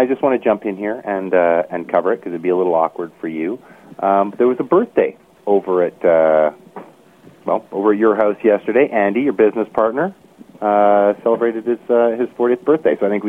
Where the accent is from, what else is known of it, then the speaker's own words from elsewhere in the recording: Canada; and being Canadian